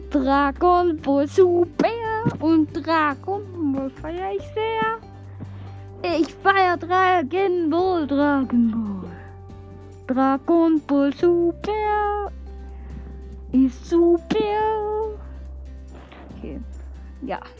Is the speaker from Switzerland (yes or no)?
yes; Switzerland; Ich komme aus der Schweiz.